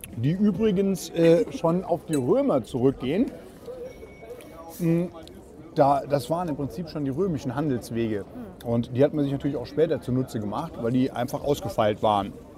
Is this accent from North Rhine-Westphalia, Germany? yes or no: no; Saarland, Germany; ich bin Koch und waschechter Saarländer